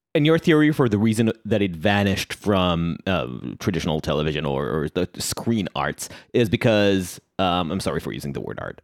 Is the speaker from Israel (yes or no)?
yes; Israel; accent: Israeli; now in New York City, United States; the flavor that you heard in my accent, that's because I'm Israeli.